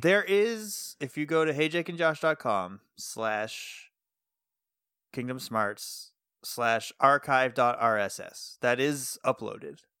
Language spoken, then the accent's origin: English; Massachusetts, United States; I'm from Massachusetts